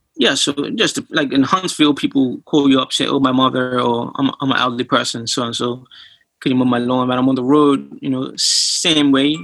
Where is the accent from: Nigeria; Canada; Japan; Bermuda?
Bermuda; moved away; I'm originally from Bermuda